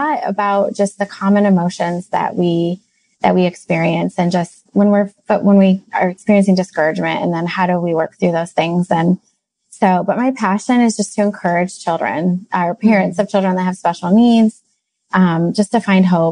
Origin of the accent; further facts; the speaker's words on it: Midwest, United States; we hail from the Midwest.